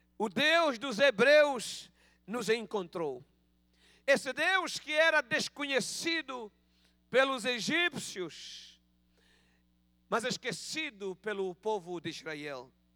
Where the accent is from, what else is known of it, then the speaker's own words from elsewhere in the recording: Angola; accent: Angolan Portuguese; Peço perdão pelo meu português de Angola